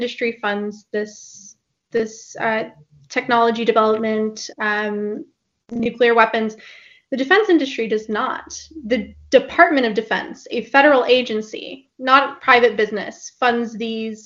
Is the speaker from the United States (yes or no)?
yes; Florida, United States; I grew up in Florida, and I got picked up from school early one day because there was a false alarm at Turkey Point